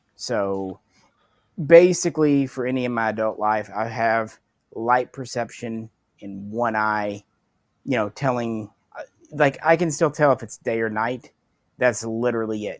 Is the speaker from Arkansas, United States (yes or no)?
yes; Arkansas, United States; growing up in Arkansas